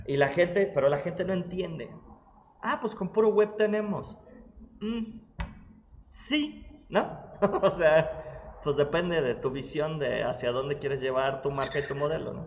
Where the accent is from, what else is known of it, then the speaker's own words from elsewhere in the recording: Mexico; Porque soy mexicano